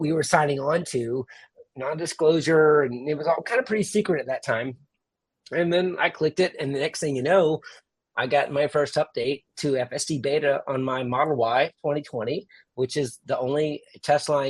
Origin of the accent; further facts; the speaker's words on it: Jacksonville, Florida, United States; my hometown